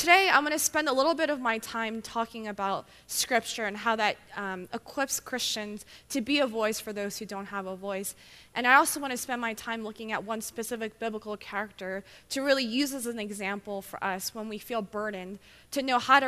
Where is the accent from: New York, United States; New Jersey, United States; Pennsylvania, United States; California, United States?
Pennsylvania, United States; Philadelphia; moved away as an adult; now in Baltimore, United States; I'm originally from, born and raised in Philadelphia.